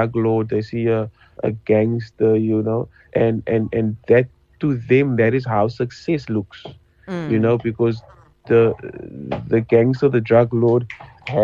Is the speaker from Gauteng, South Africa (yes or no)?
no; Cape Town, Western Cape, South Africa; I was from Manova Park